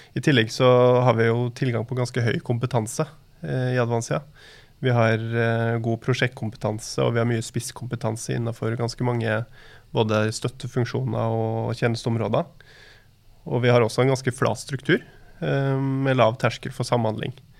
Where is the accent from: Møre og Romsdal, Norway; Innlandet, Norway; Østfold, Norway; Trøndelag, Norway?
Møre og Romsdal, Norway; Molde; moved away as an adult; now in Oslo, Norway; Så kommer jeg fra Molde og bor, har bodd i Oslo da, de siste 15 årene.